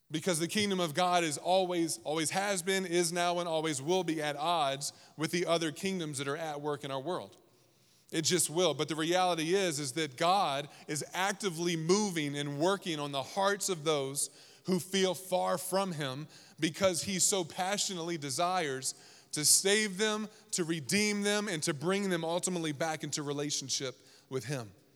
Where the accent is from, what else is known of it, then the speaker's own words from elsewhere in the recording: East Coast, United States; I grew up on the East Coast.